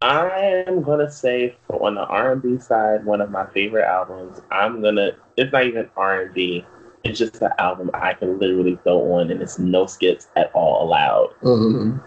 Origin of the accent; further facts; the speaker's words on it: Northeast, United States; I am, of all three of us, I am from the Northeast. Mm-hmm. I am from the tri-state area, born and raised.